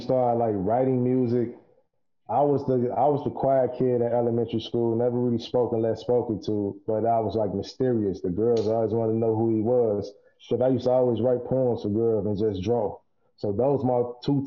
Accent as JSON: {"language": "English", "town": "Chicago", "region": "Illinois", "country": "United States", "also_born_or_lived": "Minnesota", "moved": "yes", "lives_now": "Chicago, United States", "said": "I'm a dude from Chicago, you know, from the urban community"}